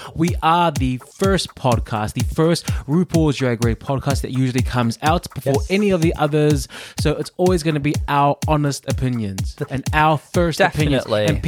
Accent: New York, United States; Hi, I'm from New York. I'm from New York.

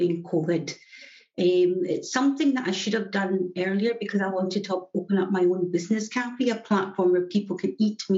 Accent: Glasgow, Scotland, United Kingdom; From Glasgow in Scotland, and my accent is always a giveaway where I'm from

